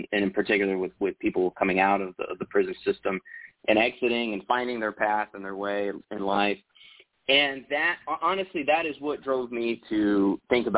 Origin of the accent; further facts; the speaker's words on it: Texas, United States; I grew up in Texas and yeah, I still live in Texas